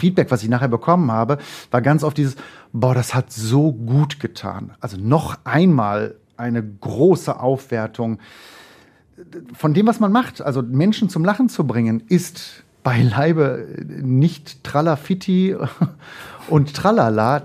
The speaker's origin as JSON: {"language": "German", "town": "Mülheim an der Ruhr", "region": "North Rhine-Westphalia", "country": "Germany", "tie": "born or raised there", "also_born_or_lived": "Essen", "said": "aufgewachsen in Mülheim an der Ruhr, äh, Heißen"}